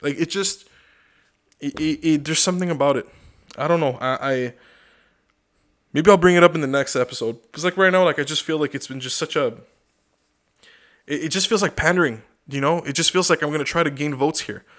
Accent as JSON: {"language": "English", "country": "Canada", "said": "I'm a Canadian"}